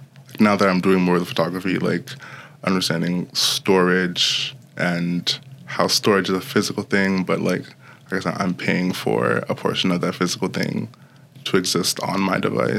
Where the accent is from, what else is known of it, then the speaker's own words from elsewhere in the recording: New York City, New York, United States; also born or lived in Broward County, Florida / The Bronx; I grew up in New York City. My parents were worried about how safe the schooling system was there, like back in the early 2000s. So we moved to Broward County, Florida